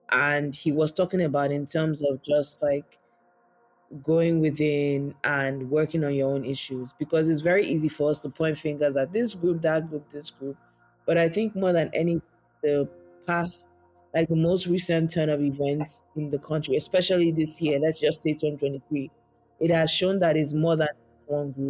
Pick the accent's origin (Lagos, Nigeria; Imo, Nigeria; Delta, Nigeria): Lagos, Nigeria; moved away; also born or lived in Edo State; I come from Edo State. My dad is from Edo State and my mom is from Ekiti. But I was born and raised in Lagos. However, my dad grew up in Ibadan.